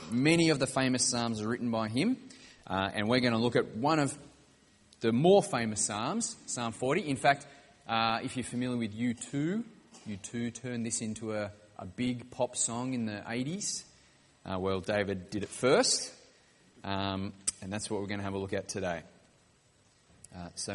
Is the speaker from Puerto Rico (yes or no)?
no; Wollongong, New South Wales, Australia; I grew up in Wollongong on the south coast of New South Wales.